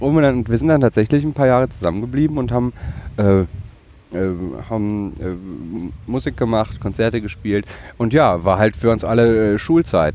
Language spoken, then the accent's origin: German; Bottrop, North Rhine-Westphalia, Germany; in meiner Heimatstadt äh, im Ruhrgebiet Bottrop